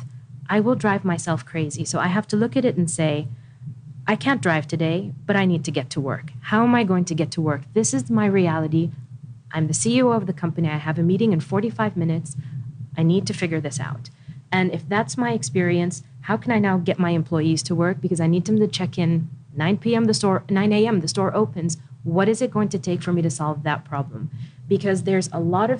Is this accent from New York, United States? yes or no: no; Washington, District of Columbia, United States; also born or lived in Riyadh, Saudi Arabia / Khobar, Saudi Arabia; now in Saudi Arabia; I grew up in Washington, D.C.